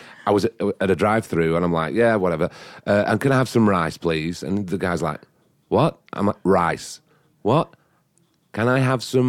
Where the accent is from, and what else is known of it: northern England, United Kingdom; born or raised there; moved away